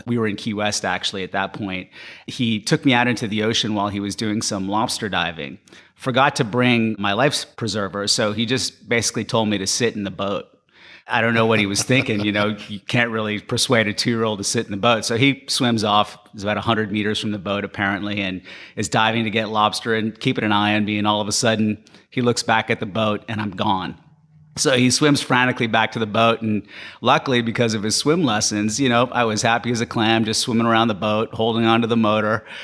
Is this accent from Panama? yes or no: yes; Panama; moved away; when I was growing up in Panama